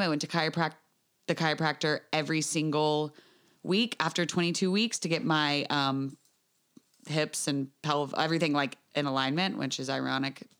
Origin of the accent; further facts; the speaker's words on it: United States; I'm from the United States